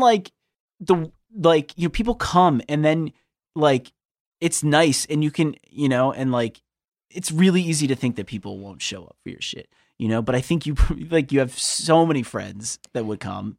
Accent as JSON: {"language": "English", "country": "United States", "said": "I am an American"}